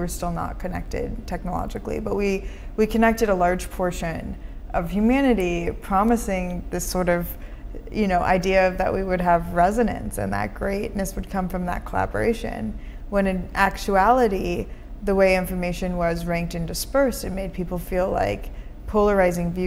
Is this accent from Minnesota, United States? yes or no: yes; Minnesota, United States; now in San Francisco, United States; I grew up in Minnesota, but we often left our doors unlocked.